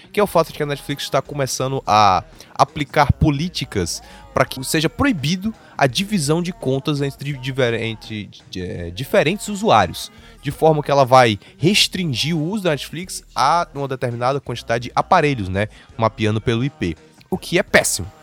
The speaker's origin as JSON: {"language": "Portuguese", "town": "Fortaleza", "region": "Ceará", "country": "Brazil", "said": "nós somos de Fortaleza."}